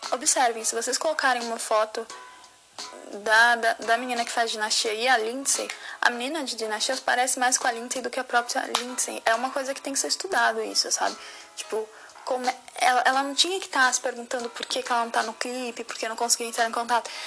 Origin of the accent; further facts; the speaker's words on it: Osasco, São Paulo, Brazil; eu cresci com Kate em Osasco